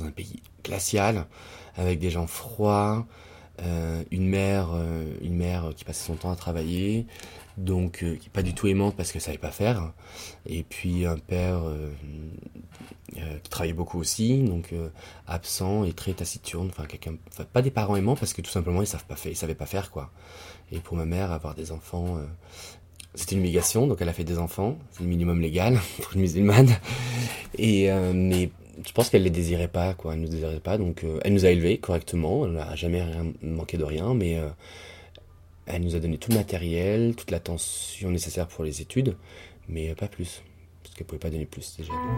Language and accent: French; Lyon, Auvergne-Rhône-Alpes, France; moved away as an adult; also born or lived in Tunisia; now in Paris, France; Je suis né à Lyon, la ville dans laquelle je suis resté jusqu'à mes 18 ans, 19 ans, ensuite je suis venu à Paris